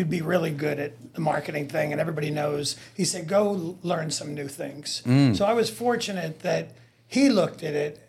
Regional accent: Yonkers, New York, United States; moved away as an adult; I grew up in Westchester County, which was the home of IBM.

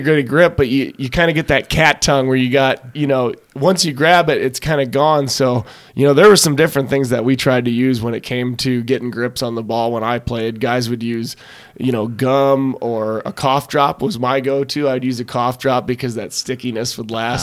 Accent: Antigo, Wisconsin, United States; accent: Wisconsin; moved away as an adult; I grew up miles outside of Anago, and I was a country boy

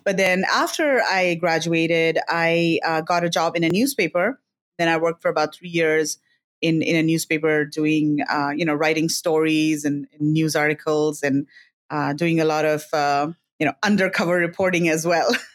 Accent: Delhi, India; moved away as an adult; also born or lived in Philippines / China; now in Singapore; I studied in India, in Delhi specifically, which is the capital of India

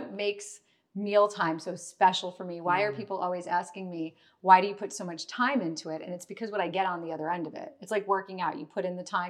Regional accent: New York City, New York, United States; growing up in New York

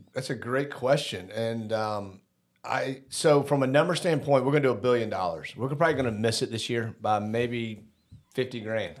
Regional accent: Decatur, Georgia, United States; I grew up in Decatur as well

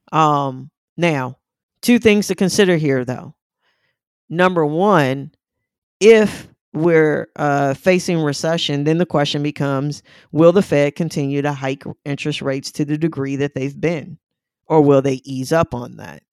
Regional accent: St. Louis, Missouri, United States; moved away; I'm originally from Saint Louis

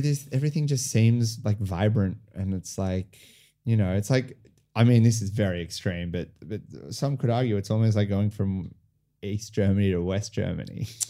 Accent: Sydney, New South Wales, Australia; moved away as an adult; also born or lived in France; now in Melbourne, Australia; I was born in Sydney, grew up in Sydney.

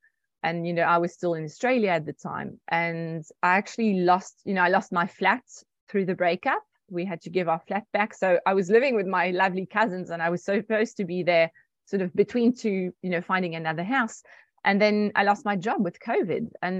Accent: France; And I was like, not at all. I'm French. But yes, I'm also South African through my mom.

